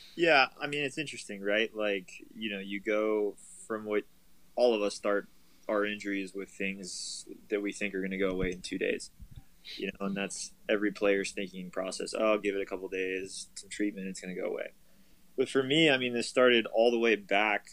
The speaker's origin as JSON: {"language": "English", "town": "Pittsburgh", "region": "Pennsylvania", "country": "United States", "said": "I go home to Pittsburgh, see my family for a couple days"}